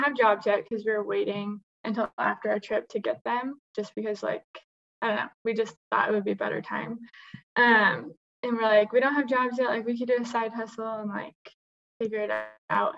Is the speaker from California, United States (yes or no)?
yes; Huntington Beach, California, United States; now in Utah, United States; I grew up in Huntington Beach